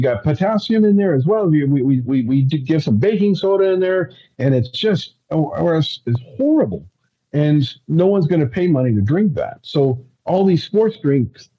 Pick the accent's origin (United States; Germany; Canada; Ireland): Ireland; I'm Irish